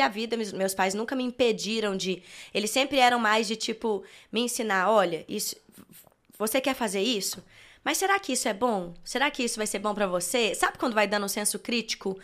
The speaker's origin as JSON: {"language": "Portuguese", "town": "Belo Horizonte", "region": "Minas Gerais", "country": "Brazil", "tie": "born or raised there", "also_born_or_lived": "Brasília", "said": "quando eu tinha uns dois aninhos de idade, eles já vieram para Belo Horizonte de novo"}